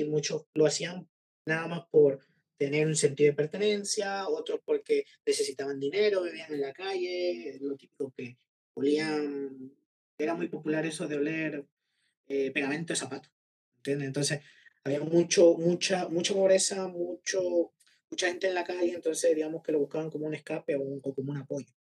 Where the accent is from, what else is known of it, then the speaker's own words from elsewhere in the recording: San Salvador, El Salvador; moved away as an adult; now in Málaga, Spain; yo nací en San Salvador, eh, la capital. Así que digamos que mi, mi perspectiva es más como de, de eh, salvadoreño de ciudad